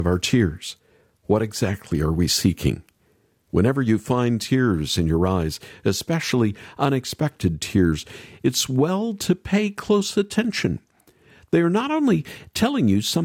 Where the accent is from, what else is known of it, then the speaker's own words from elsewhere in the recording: Middle America, Midwest, United States; growing up in Middle America